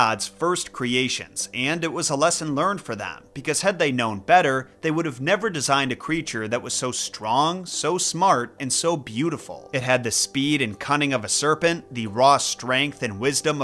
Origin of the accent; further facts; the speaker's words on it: Midwest United States, United States; an English speaker from the Midwest United States